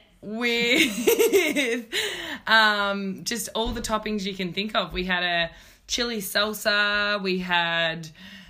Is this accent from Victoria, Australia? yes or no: yes; Bendigo, Victoria, Australia; moved away as an adult; now in Melbourne, Australia; I moved away from Bendigo